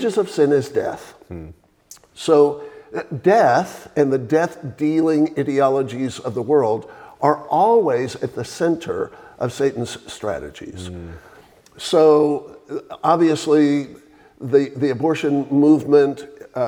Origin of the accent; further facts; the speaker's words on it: Texas, United States; now in Franklin, Tennessee, United States; I was raised, born and raised in Texas